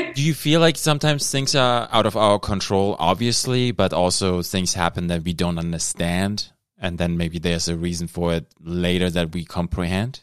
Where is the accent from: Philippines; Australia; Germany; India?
Germany; now in Thunder Bay, Canada; I'm from Germany. I immigrated. I'm Canadian now